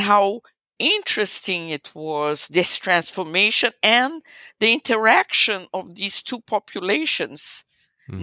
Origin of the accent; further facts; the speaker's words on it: Brazil; eu, sou brasileira, I'm Brazilian.